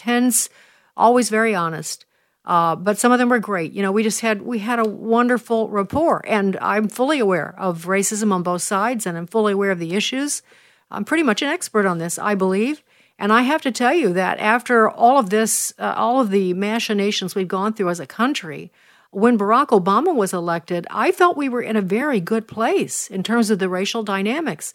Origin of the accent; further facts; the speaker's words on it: Chicago, Illinois, United States; I am from Chicago